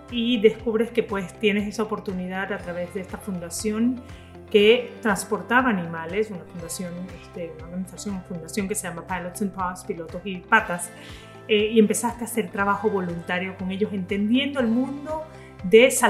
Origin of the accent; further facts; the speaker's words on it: Zulia, Venezuela; Julián es hijo de una maracucha, tal cual como yo, venezolana